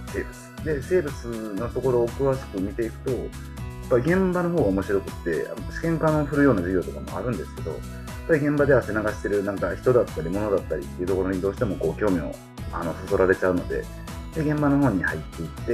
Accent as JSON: {"language": "Japanese", "region": "Osaka", "country": "Japan", "tie": "born or raised there", "also_born_or_lived": "Gunma", "moved": "as an adult", "lives_now": "Awaji Island, Japan", "said": "うちの実家は大阪で"}